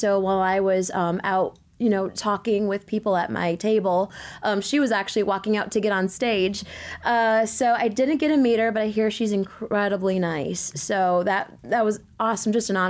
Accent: Toledo, Ohio, United States; And to make it even better, it was in my hometown, back home in Toledo, Ohio.

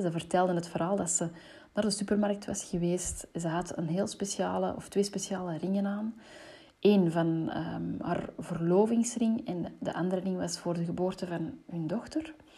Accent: Antwerp, Flanders, Belgium; ik ben opgegroeid in Antwerpen

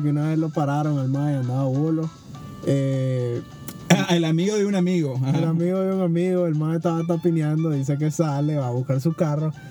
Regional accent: Nicaragua; como todo nicaragüense

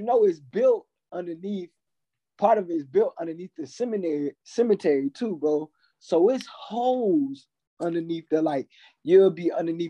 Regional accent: Columbus, Georgia, United States; I was born in Columbus, bro. Which is like on the edge of the Chattahoochee.

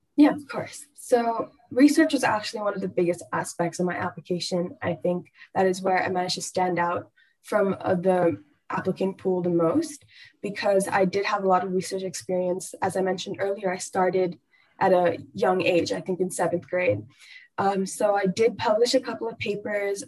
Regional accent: Bangalore, Karnataka, India; I'm from Bangalore, India.

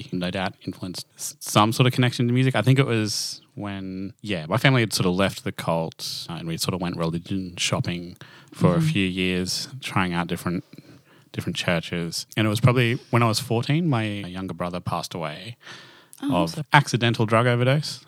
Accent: Toowoomba, Queensland, Australia; accent: Australian; I grew up in Toowoomba.

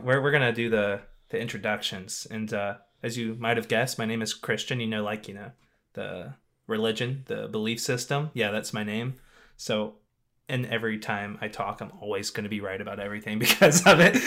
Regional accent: Louisiana, United States; moved away; I'm actually from Louisiana

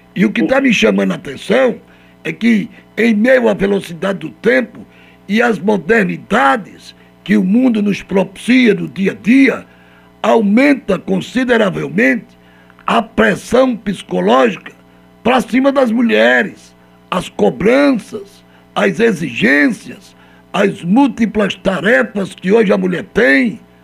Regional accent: Altinho, Pernambuco, Brazil; minha terra natal, na cidade de Altinho.

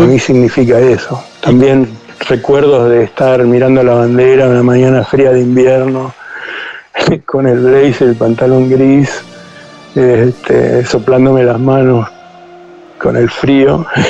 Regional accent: Argentina; also born or lived in United States; now in Costa Rica; soy primera generación argentino, eh, amo mi país

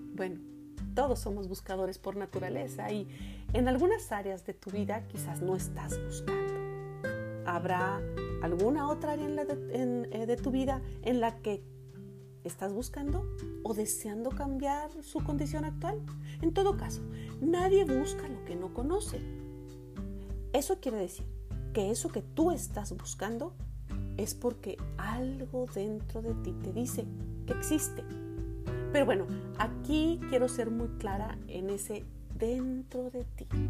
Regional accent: Monterrey, Nuevo León, Mexico; now in Canada; en mi ciudad de origen, Monterrey

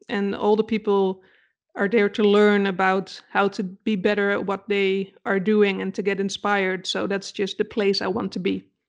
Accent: Netherlands; English is a second language; moved away as an adult; also born or lived in Denmark; now in Germany; technically I'm from the Netherlands

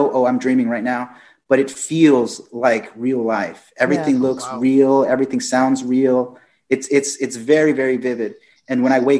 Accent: Fort Worth, Texas, United States; I was born in Fort Worth, Texas.

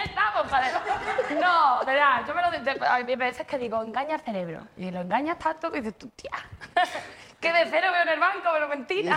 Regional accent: Seville, Andalusia, Spain; now in Madrid, Spain; yo soy de Sevilla, pero vivo aquí en Madrid

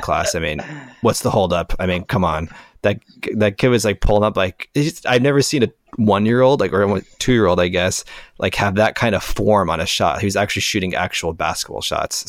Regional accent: Las Vegas, Nevada, United States; I grew up in Las Vegas

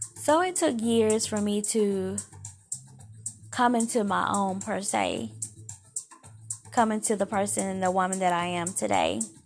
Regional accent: Alabama, United States; now in Georgia, United States; I'm originally from Alabama

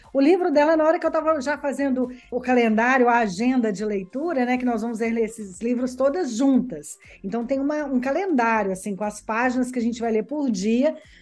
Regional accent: Belo Horizonte, Minas Gerais, Brazil; moved away as an adult; now in Verona, Italy; nasci em Minas Gerais, em Belo Horizonte. Tem pouco tempo que eu moro aqui na Itália, tem quatro anos

